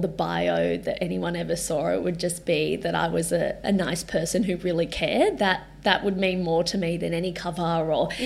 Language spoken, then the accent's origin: English; Gold Coast, Queensland, Australia; growing up on the Gold Coast